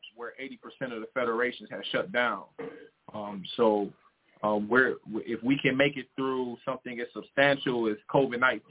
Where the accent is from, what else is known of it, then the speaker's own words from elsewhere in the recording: Detroit, Michigan, United States; I'm from Detroit, Michigan, so I have a pretty solid base in Detroit.